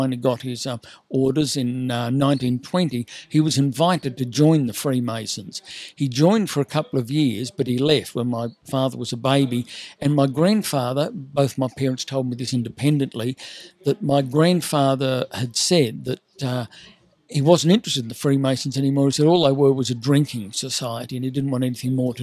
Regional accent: Sydney, New South Wales, Australia; I grew up in Sydney

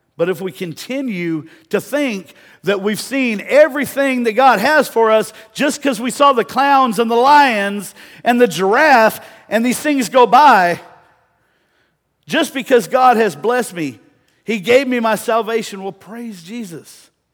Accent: De Leon, Texas, United States; growing up in Deleon

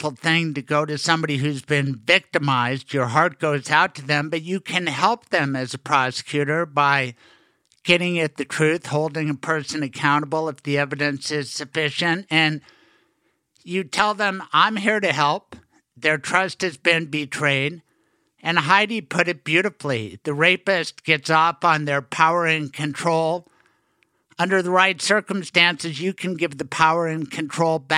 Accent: Colorado, United States; she's a Colorado kid. So am I.

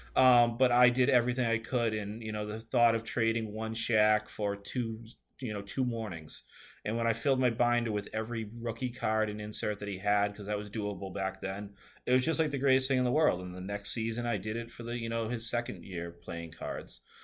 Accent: Northeast, United States; growing up in the Northeast

